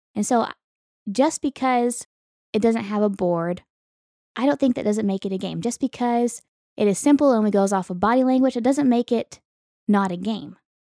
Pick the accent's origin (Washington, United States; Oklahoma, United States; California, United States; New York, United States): Oklahoma, United States; Western; moved away; I grew up in Western Oklahoma